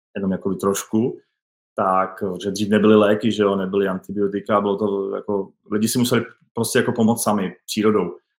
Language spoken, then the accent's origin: Czech; České Budějovice, South Bohemian Region, Czechia; já jsem z Českých Budějovic